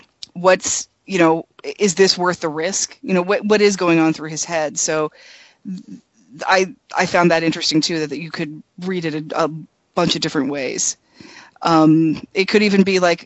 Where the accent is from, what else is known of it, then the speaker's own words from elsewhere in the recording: United States; as an American who was raised in America